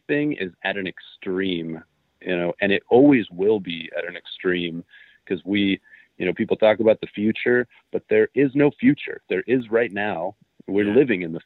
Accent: United States; I straight up just tell people I'm Canadian. I don't even bother with saying I'm American.

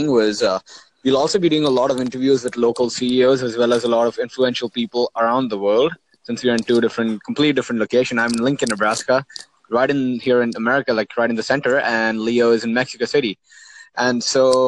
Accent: Oman; also born or lived in India; Well, so I mean, I grew up in Oman, uh, and I'm from India.

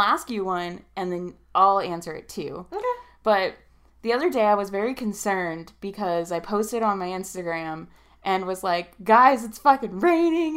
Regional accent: Reno, Nevada, United States; basically born and raised in here in Reno, Tahoe. Uh, I say uh, basically because we moved here when I was like seven

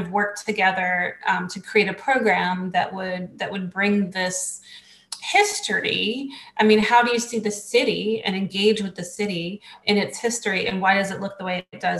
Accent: Charlotte, North Carolina, United States; I'm from Charlotte. I went to West Charlotte High School. I went to Piedmont Middle School. I went to Hickory Grove Elementary School

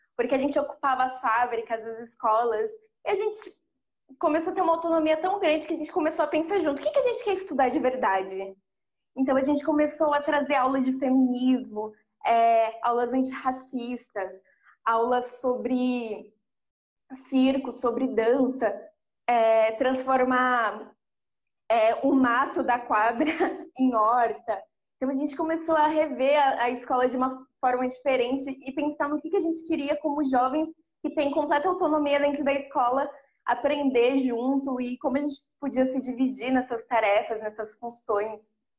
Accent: São Paulo, Brazil; eu sou da Brasilândia, do Jardim Elisa Maria

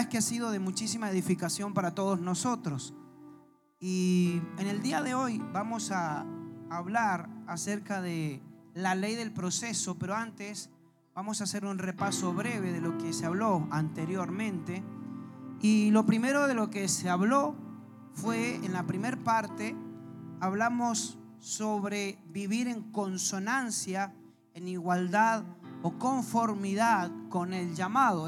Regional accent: Argentina; como buenos argentinos que somos

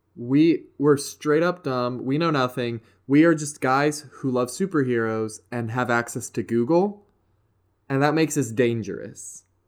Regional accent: West Virginia, United States; I am from good old West Virginia

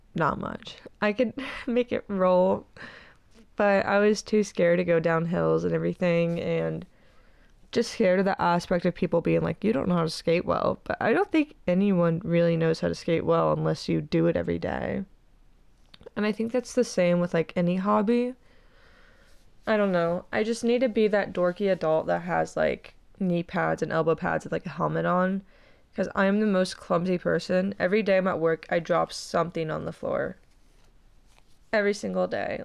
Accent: Cincinnati, Ohio, United States; I'm not leaving my hometown

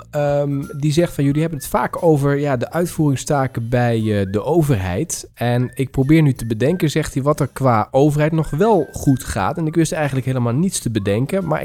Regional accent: Amsterdam, North Holland, Netherlands; Ik ben een geboren Amsterdammer en ik ga er nooit meer naartoe.

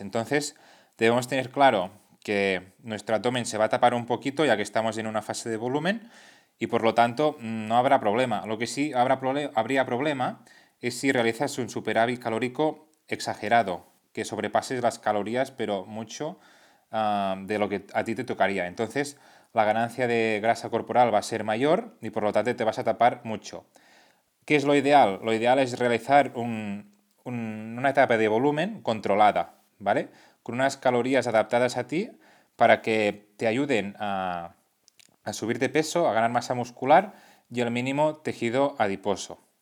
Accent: Catalonia, Spain; Aquí en Cataluña, que es de donde soy

